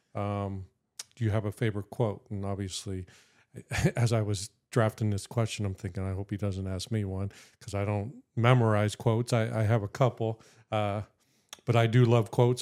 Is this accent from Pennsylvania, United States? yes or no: yes; Erie, Pennsylvania, United States; from Erie, Erie, P A, born, raised, never left.